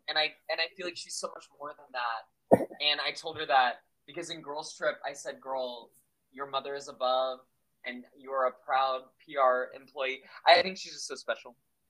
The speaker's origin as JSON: {"language": "English", "town": "Corpus Christi", "region": "Texas", "country": "United States", "said": "I'm from Corpus Christi, Texas. I'm a proud South Texan"}